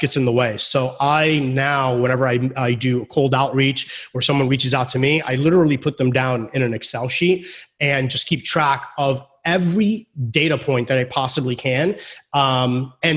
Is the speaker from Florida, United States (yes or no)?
yes; Florida, United States; I was born here in Florida